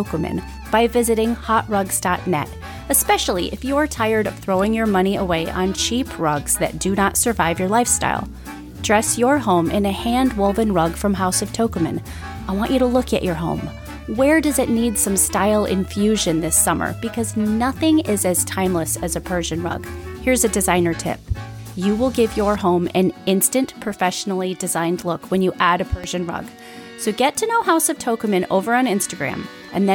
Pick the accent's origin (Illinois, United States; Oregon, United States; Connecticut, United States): Illinois, United States; Chicago; I'm from Chicago.